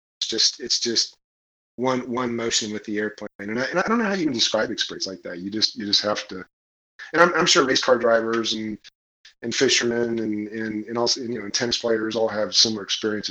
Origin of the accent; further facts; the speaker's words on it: Kansas, United States; I'm from Kansas, right? We don't do boats in Kansas. In fact, I didn't see the ocean until I was 13.